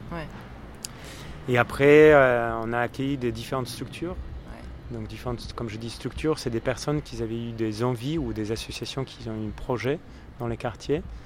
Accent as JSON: {"language": "French", "country": "Poland", "tie": "born or raised there", "moved": "yes", "lives_now": "France", "said": "je suis né en Pologne, euh, j'ai vécu mon enfance à la campagne"}